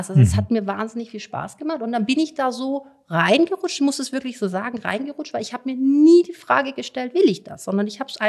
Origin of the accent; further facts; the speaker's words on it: Bavaria, Germany; also born or lived in Munich; Ich bin in München geboren. Ich hab, äh, auf dem, auf dem, bin auf dem Land groß geworden, am Starnberger See habe in München studiert